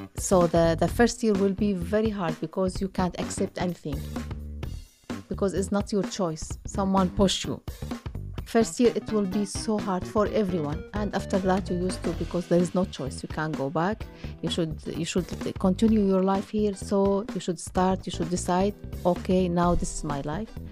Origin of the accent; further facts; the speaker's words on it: Syria; moved away as an adult; now in Ottawa, Canada; I'm from Syria. I have been, uh, in Canada